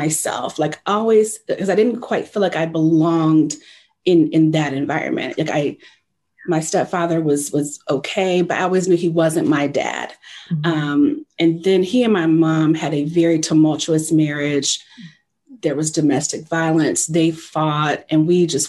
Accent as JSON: {"language": "English", "region": "New Jersey", "country": "United States", "said": "I'm from New Jersey"}